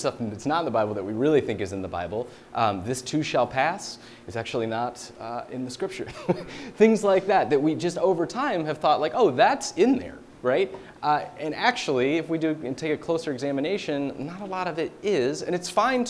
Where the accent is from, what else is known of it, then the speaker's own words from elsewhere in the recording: Deep South, United States; moved away; I'm from the Deep South, and the way they speak, trust me, much different than it is here